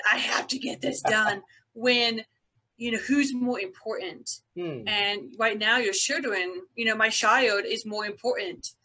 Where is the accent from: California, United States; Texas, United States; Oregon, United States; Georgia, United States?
Georgia, United States; Byron; I was born and raised in a little town called Byron, Georgia, about a couple hours south of Atlanta, Georgia